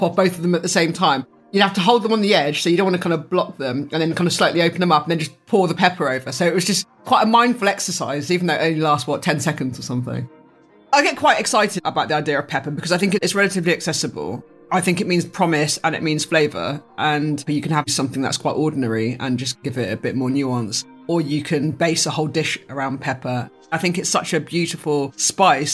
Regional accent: United Kingdom; I was born in Britain

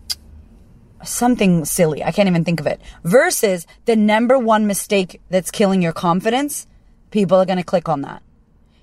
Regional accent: United States; I'm American

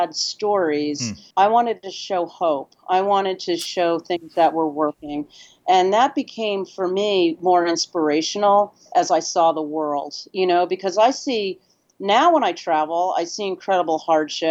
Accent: California, United States; also born or lived in Nepal; now in New York City, United States; I'm from California

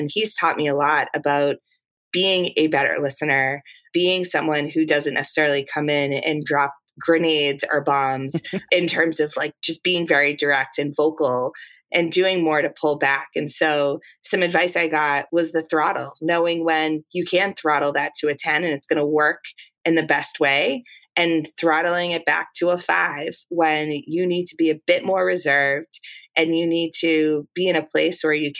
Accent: Massachusetts, United States; accent: Boston; I grew up right outside of the Boston area. And so my natural Boston accent is one that I think, because I've been outside of Boston for a little while, it's toned down a bit.

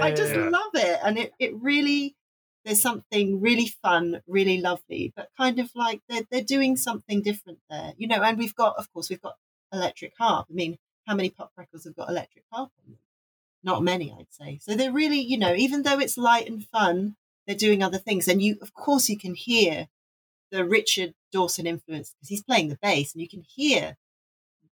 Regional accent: Wales, United Kingdom; I'm from Wales. I was born in Wales. My dad was Welsh. And, you know, I grew up with big burly men belting out songs

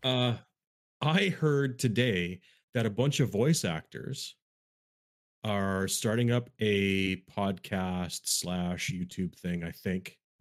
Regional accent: Canada; I'm Canadian

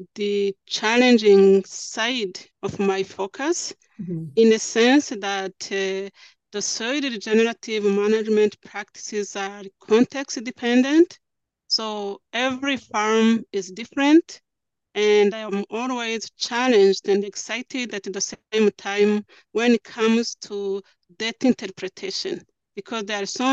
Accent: Rwanda; now in Canada; I grew up in Central East Africa in Rwanda.

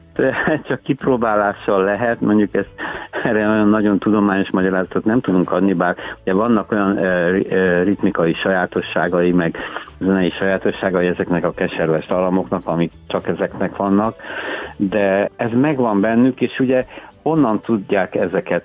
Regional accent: Cristuru Secuiesc, Harghita County, Romania; moved away as an adult; also born or lived in Cluj-Napoca, Romania / Miercurea Ciuc, Romania / Târgu Mureș, Romania; now in Budapest, Hungary; Székelyudvarhelyen születtem, gyermekkorom és ugye az a rockzenész korszak is, meg az érettségiig Székelykeresztúr

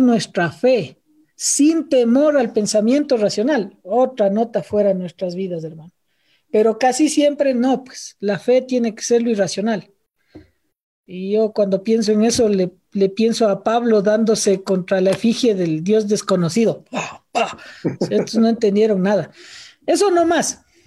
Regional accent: Quito, Pichincha, Ecuador; siendo un andino quiteño

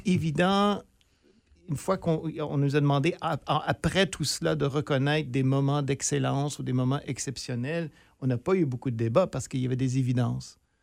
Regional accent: near Sudbury, northern Ontario, Canada; je suis originaire du nord de l'Ontario, tout près de Sudbury

